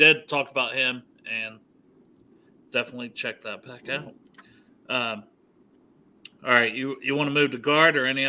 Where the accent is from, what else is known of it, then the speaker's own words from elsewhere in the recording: Portsmouth, Ohio, United States; I'm from Portsmouth, Ohio.